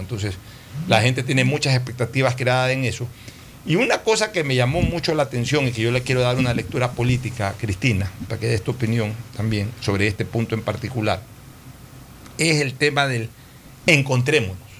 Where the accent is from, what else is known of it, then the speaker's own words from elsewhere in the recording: Ecuador; realmente nos reconforta mucho como ecuatorianos